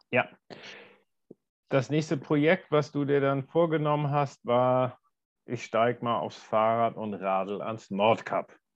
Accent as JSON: {"language": "German", "town": "Wallsee", "region": "Lower Austria", "country": "Austria", "tie": "born or raised there", "said": "Ja, ich bin in meiner, meinem Heimatort Walsee"}